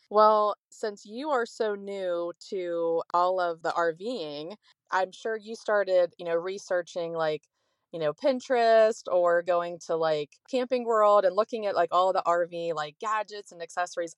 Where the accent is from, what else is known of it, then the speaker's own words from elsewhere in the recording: Ohio, United States; moved away; also born or lived in Florida; we're from Ohio, but we started R Ving when we were in Florida, we lived there for twenty years